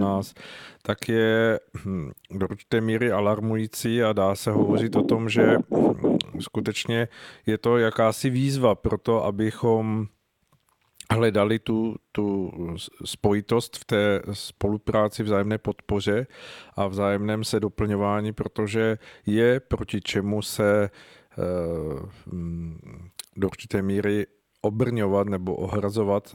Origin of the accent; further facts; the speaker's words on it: Czechia; jako Češi